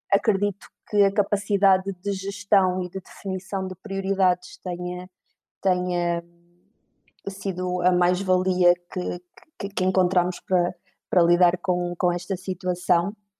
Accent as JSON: {"language": "Portuguese", "town": "Viseu", "region": "Centro", "country": "Portugal", "said": "eu tenho 35 anos, sou de Viseu"}